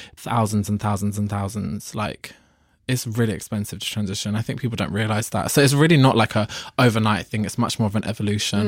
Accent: London, United Kingdom; I'm from London

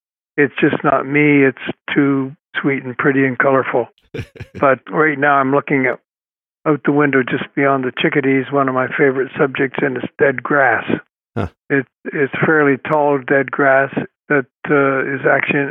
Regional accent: Toronto, Ontario, Canada; I grew up on the Beltline Ravine, as it's called. The Beltline is, it was a like a belt that went around Toronto

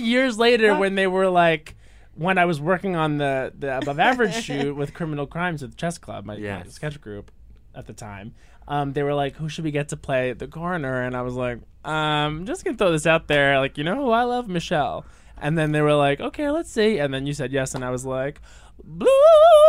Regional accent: New York, United States; And then you go to New York City, and you think, oh, I got this. I'm from Long Island, and it's, like, so lonely

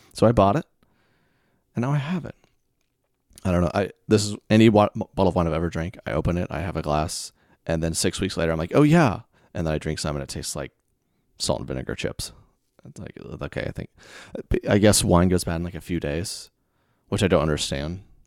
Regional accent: the South, United States; I'm from the South

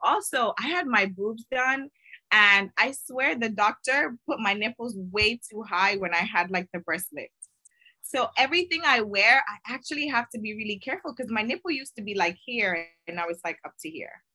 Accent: Miami, Florida, United States; I'm originally from Miami

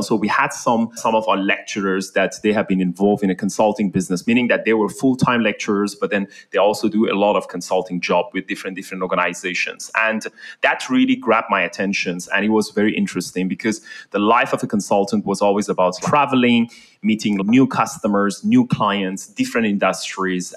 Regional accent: Iran; now in Malaysia; I'm actually like born and raised in Iran.

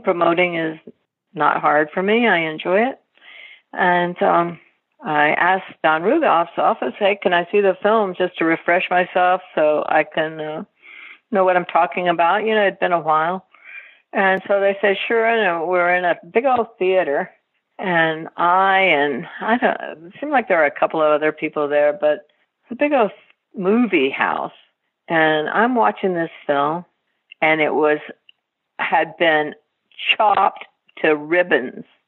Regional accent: Texas, United States; I grew up in Texas

